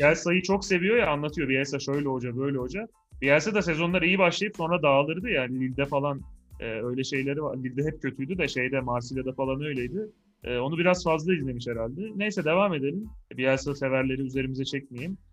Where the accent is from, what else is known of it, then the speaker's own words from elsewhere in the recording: Malatya, Turkey; bir Malatyalı olarak.